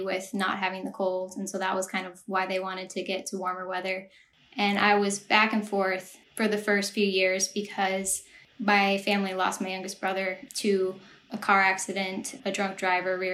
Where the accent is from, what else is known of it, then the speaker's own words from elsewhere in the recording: Eau Claire, Wisconsin, United States; moved away as an adult; also born or lived in Minneapolis, Minnesota / Arizona; now in Los Angeles, United States; I grew up in Eau Claire for most of my life.